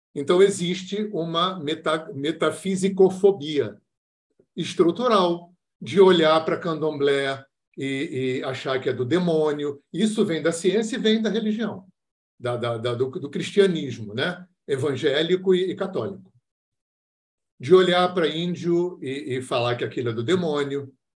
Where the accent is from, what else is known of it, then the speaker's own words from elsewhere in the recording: Rio de Janeiro, Brazil; eu sou do Rio de Janeiro